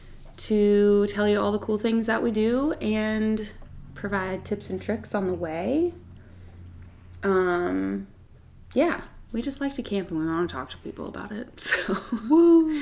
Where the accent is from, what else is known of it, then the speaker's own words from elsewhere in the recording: the Gulf Coast, Mississippi, United States; moved away as an adult; now in Grand Rapids, United States; I'm originally from Mississippi, the Gulf Coast.